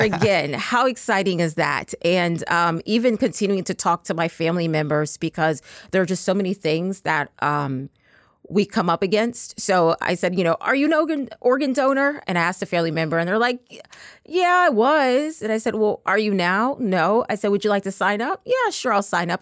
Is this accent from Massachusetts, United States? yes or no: no; Texas, United States; I'm actually from Texas